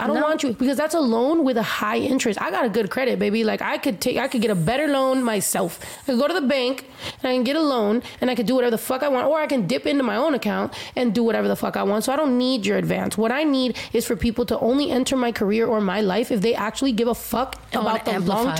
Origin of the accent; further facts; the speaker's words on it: United States; for me being Mexican American, but also, you know, I'm queer, but, like, I'm not just Mexican. I'm not just, like, American. Like, I'm Mexican-American